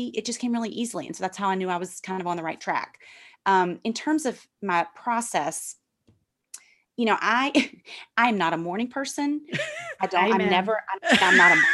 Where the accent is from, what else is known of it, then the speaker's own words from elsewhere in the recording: Memphis, Tennessee, United States; moved away as an adult; now in New York, United States; my experiences in church growing up in Memphis and moving to New York